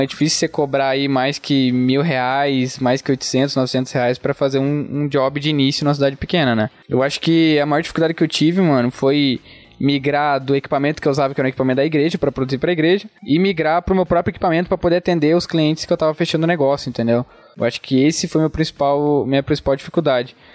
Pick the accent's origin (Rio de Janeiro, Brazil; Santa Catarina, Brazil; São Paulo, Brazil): Santa Catarina, Brazil; Fraiburgo; accent: interior, rolled R; also born or lived in Joinville; eu sou aqui de Freiburg, nasci aqui. Você pode ver pelo sotaque, né, mano? Puxa o R e tal, interiorzão